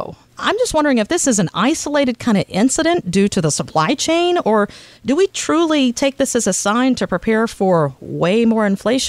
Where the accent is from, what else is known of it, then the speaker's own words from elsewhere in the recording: the South, United States; I'm from the South too